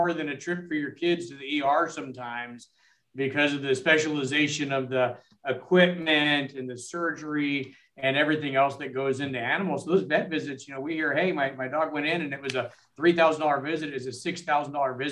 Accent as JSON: {"language": "English", "region": "Southern California", "country": "United States", "tie": "born or raised there", "said": "Born and raised in Southern California"}